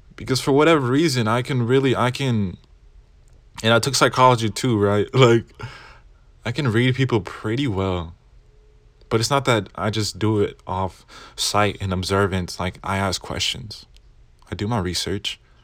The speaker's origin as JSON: {"language": "English", "region": "Arkansas", "country": "United States", "said": "I'm Mexican proudly from Arkansas"}